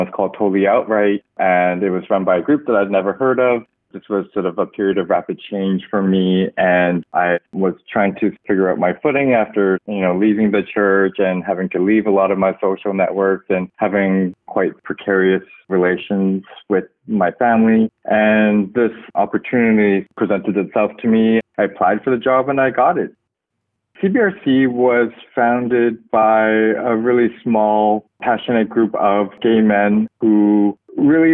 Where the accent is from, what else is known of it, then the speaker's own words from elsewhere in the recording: Burnaby, British Columbia, Canada; now in Toronto, Canada; I was born in Canada into a religious family and also quite conservative too. I grew up in Burnaby, just outside of Vancouver